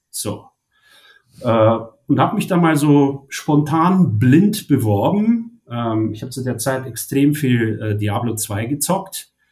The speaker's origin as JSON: {"language": "German", "town": "Munich", "region": "Bavaria", "country": "Germany", "said": "ich ich komme ursprünglich aus München äh, und habe äh, im Prinzip super früh angefangen"}